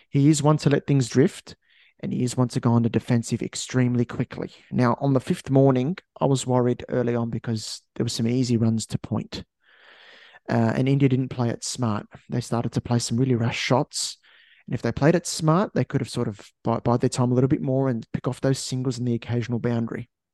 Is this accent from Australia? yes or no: yes; Australia; as an Aussie